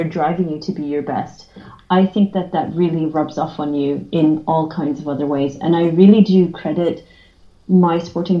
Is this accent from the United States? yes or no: no; Australia; I'm from Australia, which is a massive sport country